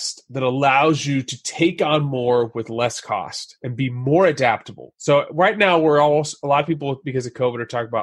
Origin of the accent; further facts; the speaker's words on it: Texas, United States; I grew up in Texas, went to Texas A&M